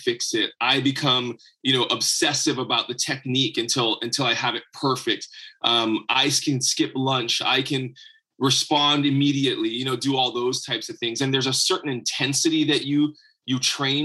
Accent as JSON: {"language": "English", "region": "Hawaii", "country": "United States", "tie": "born or raised there", "said": "So I grew up in Hawaii."}